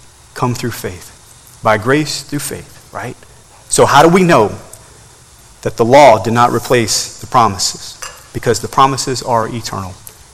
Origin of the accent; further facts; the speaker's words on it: Turkey; growing up in Turkey, we would travel to Germany for vacation every once in a while